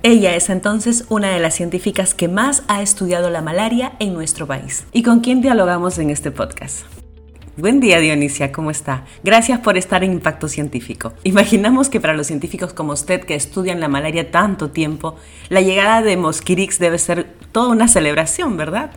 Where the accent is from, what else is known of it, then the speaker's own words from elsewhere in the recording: Peru; en nuestro país